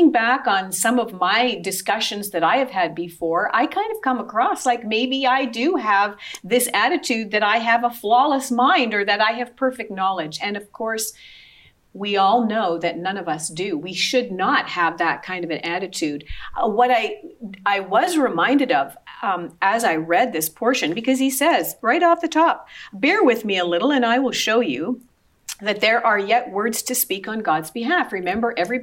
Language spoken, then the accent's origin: English; Sudbury, Ontario, Canada; I grew up in Sudbury